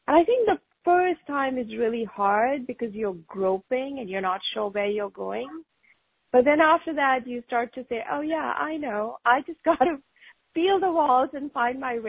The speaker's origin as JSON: {"language": "English", "region": "North India", "country": "India", "tie": "born or raised there", "also_born_or_lived": "England", "moved": "as an adult", "lives_now": "United States", "said": "I grew up in India. I grew up pretty much most of my life in North India until I went to study in England for a year for my master's degree. And then I came to the U.S."}